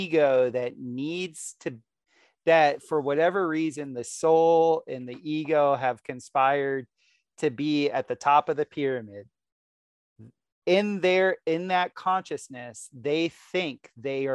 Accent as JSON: {"language": "English", "region": "South Florida", "country": "United States", "tie": "born or raised there", "said": "growing up in Florida, who was always in South Florida when I was growing up"}